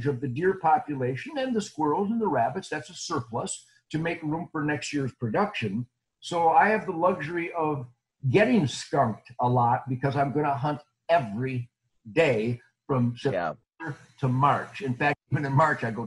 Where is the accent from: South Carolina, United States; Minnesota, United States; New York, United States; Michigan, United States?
Michigan, United States; Detroit; moved away as an adult; now in Texas, United States; I was born in Detroit in 1948, and I lived there till 17 years ago.